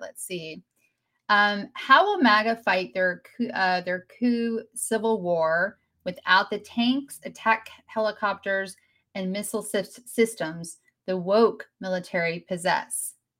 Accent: United States; I'm American.

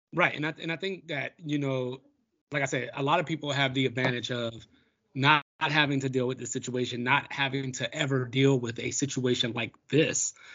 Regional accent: Baltimore, Maryland, United States; my hometown of Baltimore

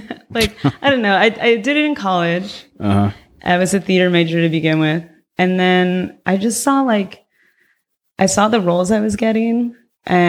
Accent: Agoura Hills, California, United States; moved away as an adult; now in San Francisco Bay Area, United States; I'm originally from Southern California, mm-hmm. but I've been here for a long time

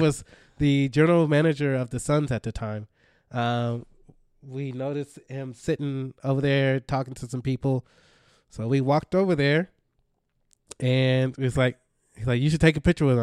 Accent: Dallas, Texas, United States; moved away; also born or lived in Miami; I'm from Dallas.

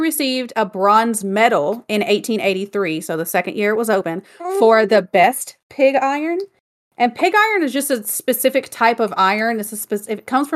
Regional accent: Alabama, United States; moved away; I'm from Alabama

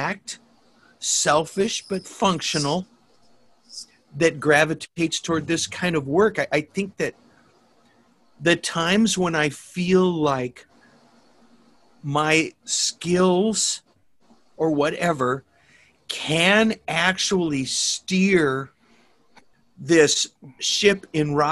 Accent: Minnesota, United States; I grew up in Minnesota

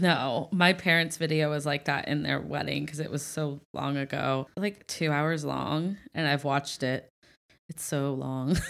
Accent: Ohio, United States; moved away; I'm from Ohio

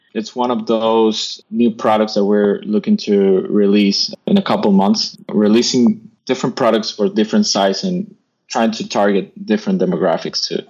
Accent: United States; as an American

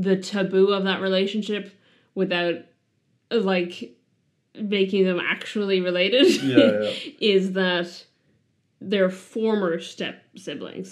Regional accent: Ireland; in Ireland, we just have primary school and then we have secondary school

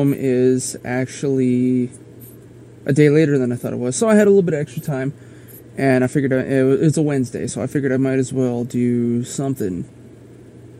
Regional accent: South Dakota, United States; we had the motorcycle rally in my home state

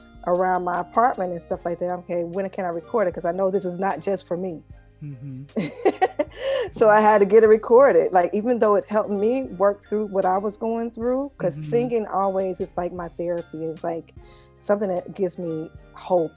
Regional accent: rural Arkansas, United States; moved away as an adult; also born or lived in New York; now in Memphis, United States; I'm from Arkansas originally. Mm-hmm. I was born and raised in rural Arkansas

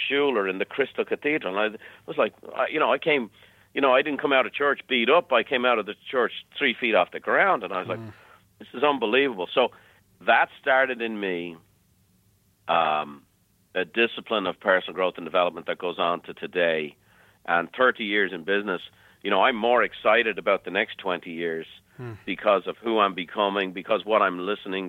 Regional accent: Ireland; moved away as an adult; now in United States; growing up in Ireland

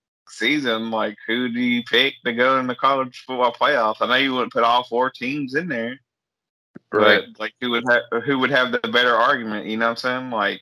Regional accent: Nashville, Tennessee, United States; I'm from Nashville.

